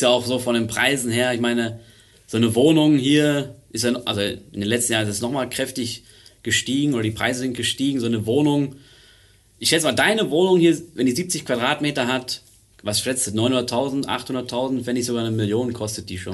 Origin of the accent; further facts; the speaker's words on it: Germany; moved away as an adult; now in Zurich, Switzerland; Ich bin Deutscher ursprünglich, oder bin immer noch Deutscher, aber bin aus Deutschland hier in die Schweiz hergezogen.